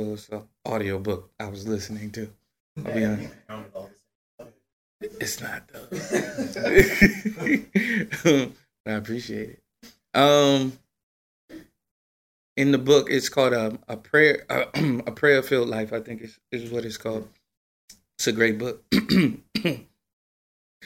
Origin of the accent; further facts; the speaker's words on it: New Jersey, United States; I'm from Jersey